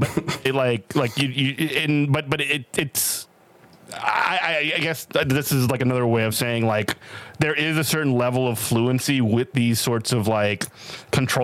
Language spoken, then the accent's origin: English; New Orleans, Louisiana, United States; I'm from New Orleans, born and raised